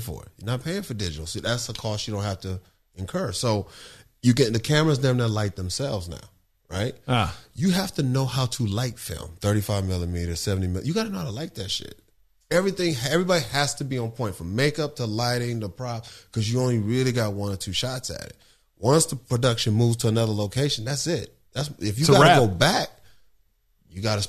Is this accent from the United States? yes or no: yes; Los Angeles, California, United States; South Central